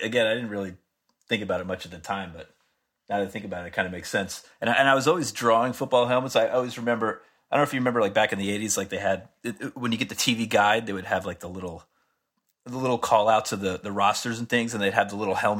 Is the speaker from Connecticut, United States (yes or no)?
no; Pearl River, New York, United States; born there; I was born in right outside of New York City in a town called Pearl River.